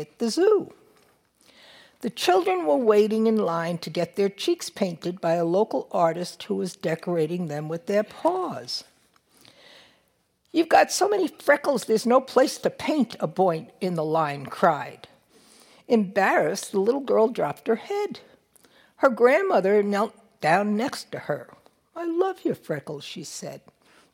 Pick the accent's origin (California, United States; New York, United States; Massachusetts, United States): New York, United States; I'm a New Yorker.